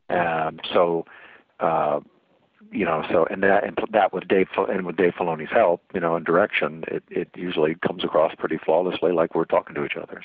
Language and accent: English; Kansas, United States; also born or lived in Maryland; I spent my formative years here in the Midwest